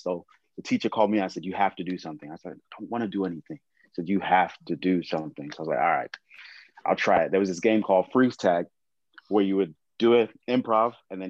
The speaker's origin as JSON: {"language": "English", "region": "England", "country": "United Kingdom", "also_born_or_lived": "California", "moved": "yes", "lives_now": "Lancaster, United States", "said": "I'm from England too"}